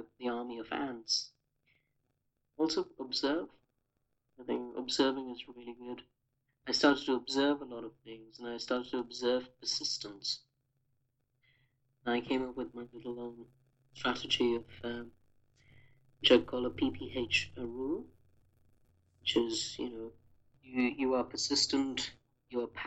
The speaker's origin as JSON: {"language": "English", "country": "India", "tie": "born or raised there", "said": "growing up in India"}